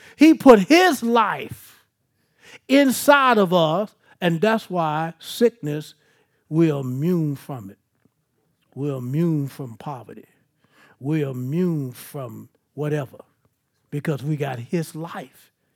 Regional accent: Baton Rouge, Louisiana, United States; I'm from South Baton Rouge

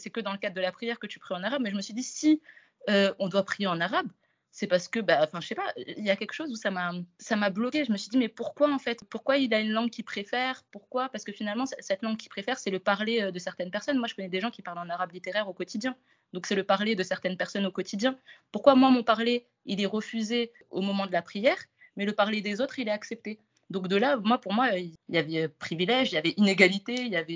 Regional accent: Comoros; first language Comorian; French is a second language; also born or lived in France; je suis d'origine comorienne, je suis née en France. Et à partir de six mois, j'ai fait pas mal d'allers-retours entre la France et les Comores. Du coup, toute mon éducation finalement primaire, je l'ai reçue aux Comores.

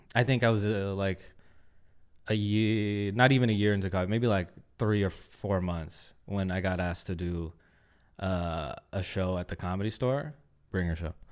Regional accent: Oakland, California, United States; moved away as an adult; also born or lived in Concord, California; now in Los Angeles, United States; I grew up in Oakland and then moved to Concord, and that's where I spent, like, my teenage years

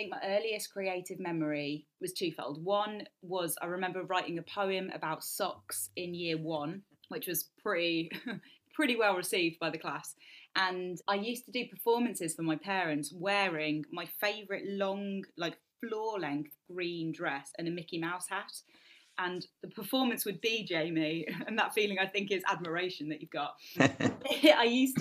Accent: West Midlands, United Kingdom; I always sort of introduce myself as a West Midlands artist, and I'm so proud to be from there

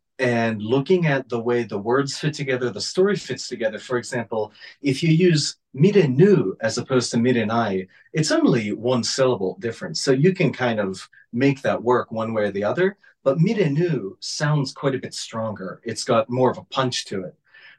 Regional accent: Japan; first language Japanese; English is a second language; I know a lot of Japanese, like it's my native language.

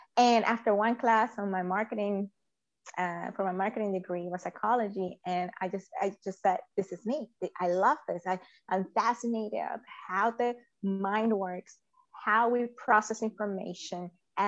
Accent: Venezuela; moved away as an adult; now in United States; I was born in Venezuela and immigrated to the United States in 2002

